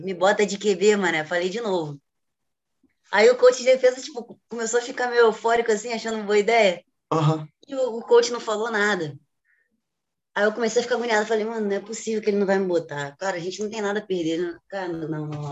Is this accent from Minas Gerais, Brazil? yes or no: no; Rio de Janeiro, Brazil; sou do Rio de Janeiro, tenho 24 anos